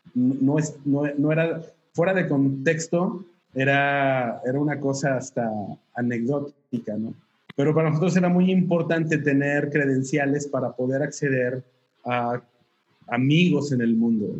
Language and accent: Spanish; Torreón, Coahuila, Mexico; also born or lived in Mexico City; now in Saltillo, Mexico; Yo soy de Torreón, pero estudié aquí en la universidad, entonces mis padres vivían aquí en Saltillo